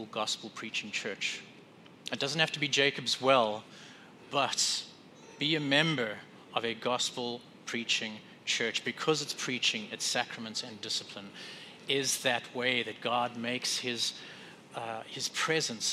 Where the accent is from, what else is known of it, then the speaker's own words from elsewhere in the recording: South Africa; now in Wisconsin, United States; in South Africa, where I grew up